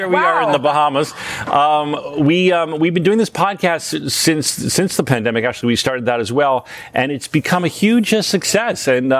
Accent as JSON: {"language": "English", "country": "United States", "tie": "born or raised there", "moved": "yes", "said": "I grew up in this hometown."}